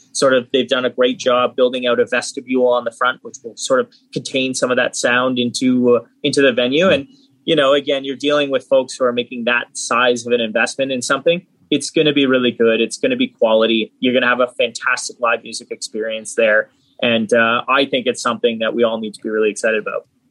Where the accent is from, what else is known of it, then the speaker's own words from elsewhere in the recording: Hamilton, Ontario, Canada; I grew up in Hamilton as well